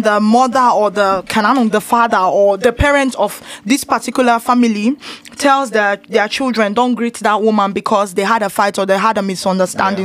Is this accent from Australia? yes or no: no; Nigeria; also born or lived in Lagos, Nigeria; now in Austria; I'm from Nigeria and we have over 36 ethnic groups